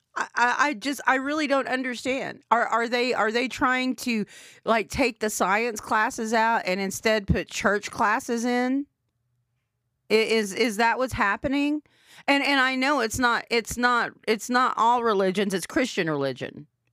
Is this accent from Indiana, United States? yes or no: no; Anadarko, Oklahoma, United States; growing up in Fair Anadarko, Oklahoma, seven three oh oh five.